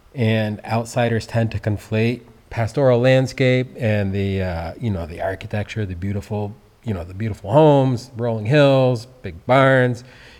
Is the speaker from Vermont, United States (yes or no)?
yes; Peacham, Vermont, United States; So I grew up here in Peacham.